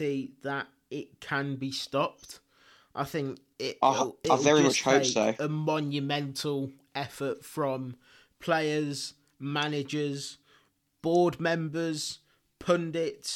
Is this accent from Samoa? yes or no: no; England, United Kingdom; now in Spain; I'm English to the core.